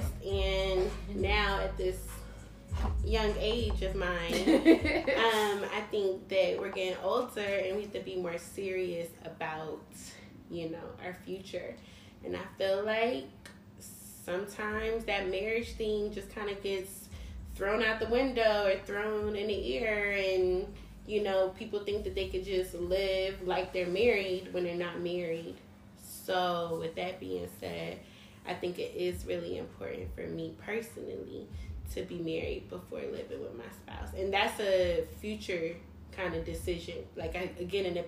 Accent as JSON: {"language": "English", "town": "Philadelphia", "region": "Pennsylvania", "country": "United States", "said": "from Philly"}